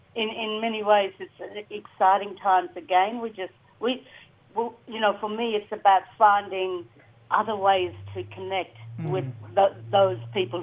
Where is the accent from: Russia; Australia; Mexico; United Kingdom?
Australia; Dampier Peninsula, Western Australia; My people are the Bardi people from Western Australia on the Dampier Peninsula there north of Broome.